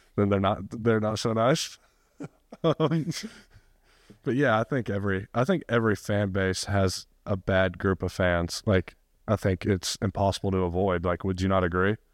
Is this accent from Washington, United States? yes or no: no; Rome, Georgia, United States; moved away; I actually hate my hometown